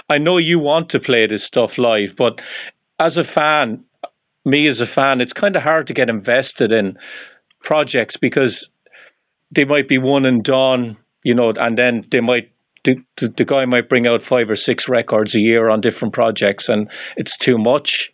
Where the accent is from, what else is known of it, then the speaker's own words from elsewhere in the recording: Ireland; moved away; I'm originally from Ireland.